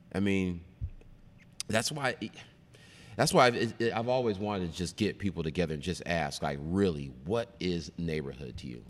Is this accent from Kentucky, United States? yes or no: no; Seattle, Washington, United States; also born or lived in Kent, Washington / Rainier Valley, Seattle / Northgate, Seattle; I grew up in the Central in the early eighties